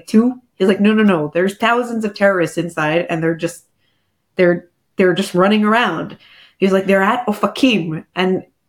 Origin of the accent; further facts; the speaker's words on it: Pittsburgh, Pennsylvania, United States; moved away as an adult; also born or lived in Philadelphia; now in Ashdod, Israel; Religiously, I grew up in Pittsburgh. My dad was a rabbi there.